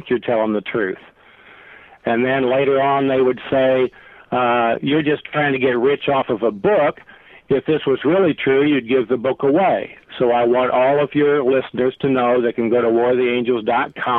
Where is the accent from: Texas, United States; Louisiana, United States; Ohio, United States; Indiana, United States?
Indiana, United States; Indianapolis; I'm from Indianapolis